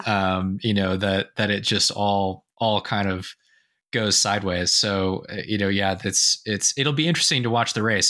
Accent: Sausalito, California, United States; Sausalito, California, which was my hometown

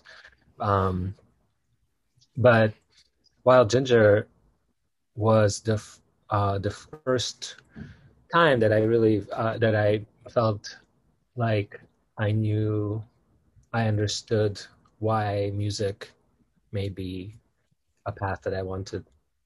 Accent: Moscow, Russia; moved away; I was born in Moscow, Russia, into a family of musicians.

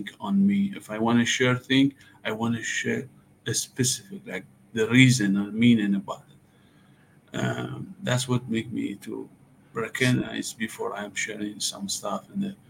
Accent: Iran; English is a second language; moved away as an adult; also born or lived in Dallas, Texas; now in Los Angeles, United States; I grew up in Iran, but now I'm here about 5 years in America.

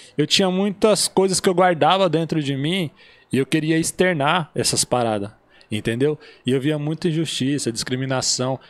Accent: Caraguatatuba, São Paulo, Brazil; moved away as an adult; now in São José dos Campos, Brazil; Nasci em Caraguatatuba, ali foi toda a minha trajetória

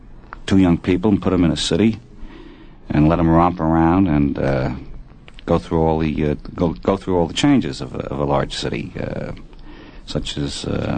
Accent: Saint John, New Brunswick, Canada; moved away; Well, I was born in Canada. Whereabouts? In St. John, New Brunswick.

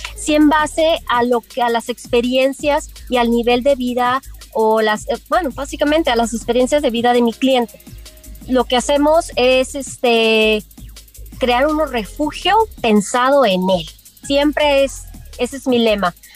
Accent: Guadalajara, Jalisco, Mexico; now in Los Cabos, Mexico; yo soy nativa originaria de Guadalajara

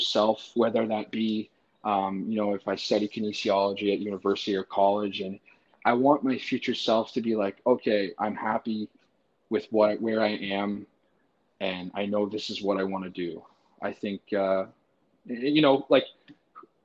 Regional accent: Brockville, Ontario, Canada; because I am from Canada

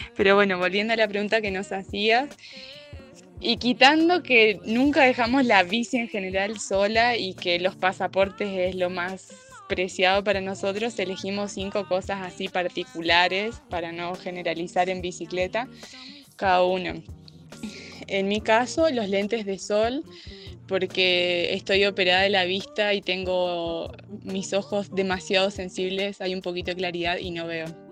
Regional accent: Santa Fe, Argentina; moved away; Los dos somos de Argentina, de la provincia de Santa Fe, de distintas partes de, esa provincia.

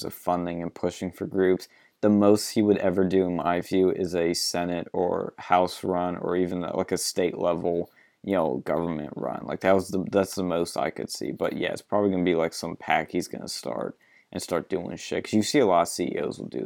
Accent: Philadelphia, Pennsylvania, United States; I'm from Philly

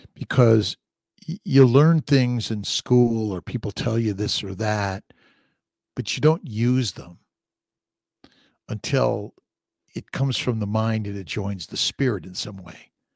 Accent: Los Angeles, California, United States; I'm from Los Angeles

